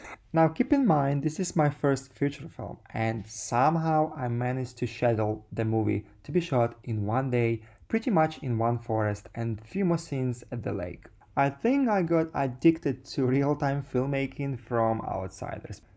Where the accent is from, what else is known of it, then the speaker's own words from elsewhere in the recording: Sardinia, Italy; moved away; also born or lived in Ukraine; I was born in Ukraine, and then my family moved to Sardinia